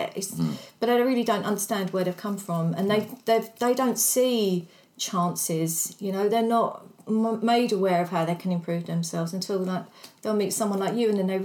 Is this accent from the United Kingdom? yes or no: yes; London, United Kingdom; moved away as an adult; now in Essex, United Kingdom; I come from the East End and my kids grew up in the East End